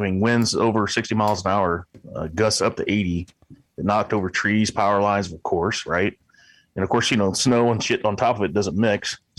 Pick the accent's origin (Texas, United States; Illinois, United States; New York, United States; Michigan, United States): Illinois, United States; now in Alaska, United States; in the background is where I grew up there in Illinois.